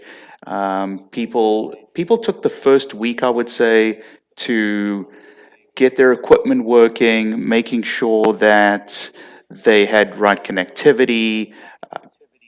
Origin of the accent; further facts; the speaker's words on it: South Africa; accent: South African; now in United States; I'm actually originally from South Africa